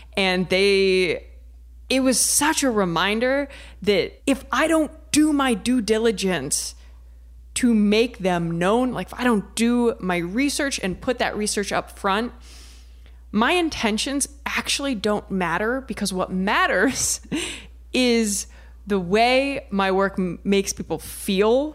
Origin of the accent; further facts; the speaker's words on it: Ohio, United States; I'm from Ohio